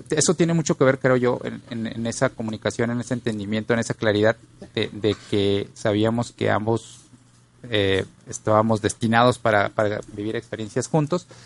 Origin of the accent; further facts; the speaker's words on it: Poza Rica, Veracruz, Mexico; also born or lived in Monterrey / Tampico / Mexico City / Chihuahua; Yo nací en Monterrey y antes de ah. cumplir el año nos fuimos a vivir, pasamos por Tampico, después estuvimos en Poza Rica siete años. De Poza Rica vamos a la Ciudad de México, viví dos años ahí y después llego a Chihuahua.